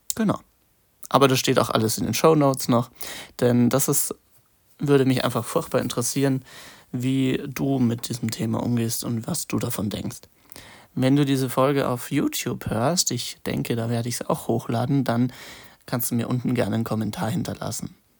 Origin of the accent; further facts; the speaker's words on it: Munich, Bavaria, Germany; ich komme ja aus Bayern, München